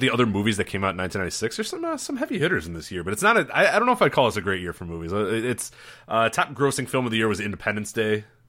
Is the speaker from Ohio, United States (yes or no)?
no; Chicago, Illinois, United States; growing up in Chicago